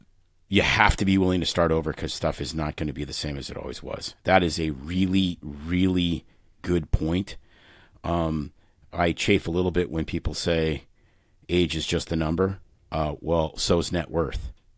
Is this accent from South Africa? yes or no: no; Saskatoon, Saskatchewan, Canada; May and I both grew up in Canada. I grew up in Saskatoon, a city of, I don't know, it's about 300,000 people now in the prairies.